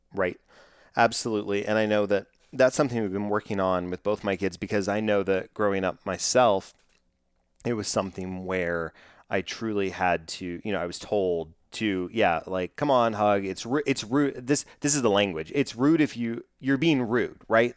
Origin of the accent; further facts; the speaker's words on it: Texas, United States; I'm from Texas, growing up in, in Texas and in South, Southern hospitality